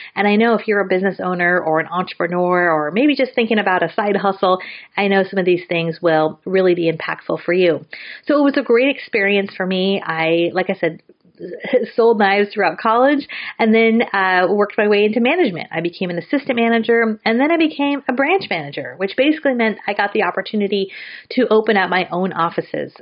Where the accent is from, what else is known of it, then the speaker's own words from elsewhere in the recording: San Francisco Bay Area, California, United States; I'm from the San Francisco Bay Area